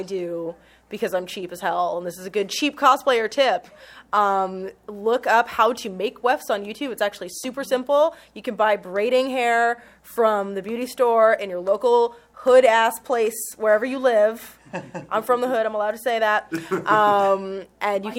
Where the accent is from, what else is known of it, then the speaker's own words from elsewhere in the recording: Nevada, United States; I'm from Nevada